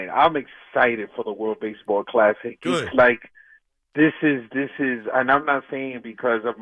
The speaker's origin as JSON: {"language": "English", "region": "New York", "country": "United States", "tie": "born or raised there", "also_born_or_lived": "Dominican Republic (ancestry)", "said": "I am American born here, but obviously um, from parents from the Dominican Republic"}